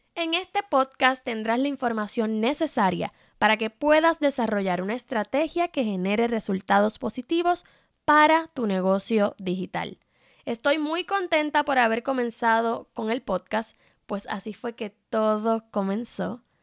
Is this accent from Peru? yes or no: no; Puerto Rico; soy puertorriqueña